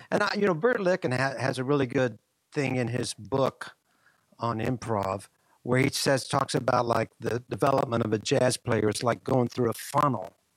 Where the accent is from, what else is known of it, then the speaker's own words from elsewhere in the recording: Marion, Kansas, United States; I grew up in Marion, Kansas